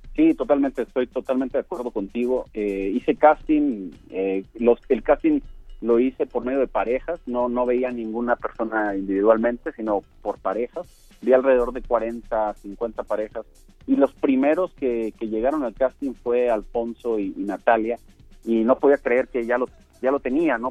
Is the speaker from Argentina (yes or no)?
no; Sonora, Mexico; now in Mexico City, Mexico; Yo soy, yo soy del norte, yo soy de Sonora, y cuando yo llegué a la Ciudad de México